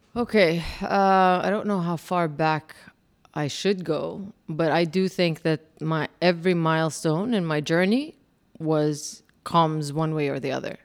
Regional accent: Kuwait; moved away; also born or lived in Jordan / Alabama; I was Jordanian, but born and raised in Kuwait. All I knew was really Kuwait

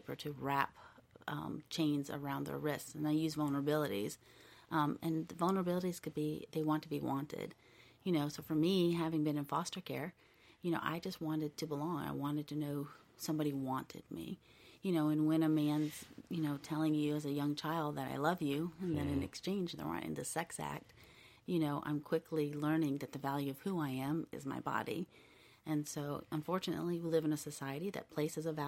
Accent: United States; I was born here in the United States

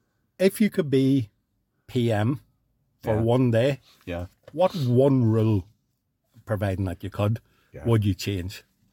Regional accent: Northern Ireland, United Kingdom

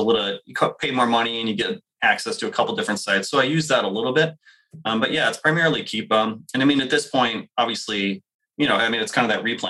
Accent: New Hampshire, United States; I grew up in New Hampshire

